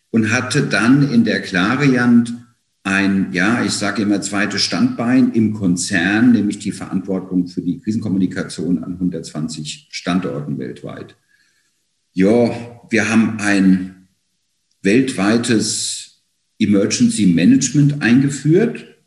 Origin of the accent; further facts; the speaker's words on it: Mainz, Rhineland-Palatinate, Germany; born there; now in Frankfurt, Germany; ich lebe und arbeite in Frankfurt, bin ein gebürtiger Mainzer und habe in München Kommunikationswissenschaft und Geschichte studiert